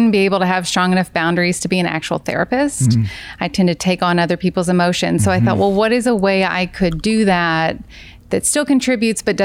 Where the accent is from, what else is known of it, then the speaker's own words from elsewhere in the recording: Kentucky, United States; moved away as an adult; I'm from Kentucky